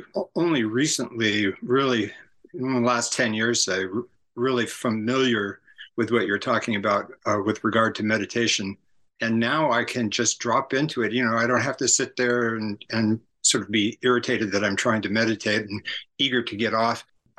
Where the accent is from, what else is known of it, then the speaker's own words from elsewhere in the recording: San Francisco, California, United States; my orientation is very much because of where I grew up in San Francisco area in the late 60s.